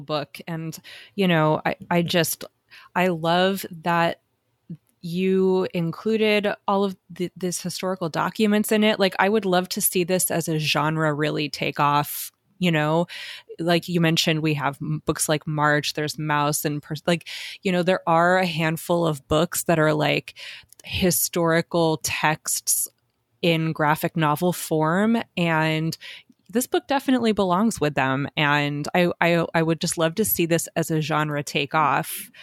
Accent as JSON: {"language": "English", "region": "Southwest", "country": "United States", "said": "I'm from the Southwest also"}